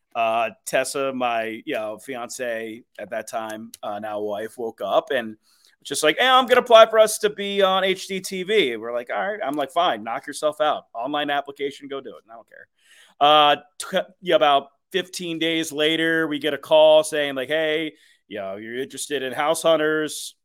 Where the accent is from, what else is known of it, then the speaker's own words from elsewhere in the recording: Philadelphia, Pennsylvania, United States; moved away; growing up in Philadelphia early in my life